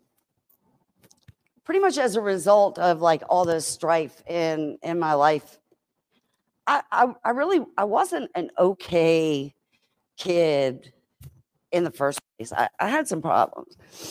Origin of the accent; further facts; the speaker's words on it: Richmond, Virginia, United States; also born or lived in Chesterfield, Virginia; I'm a Richmonder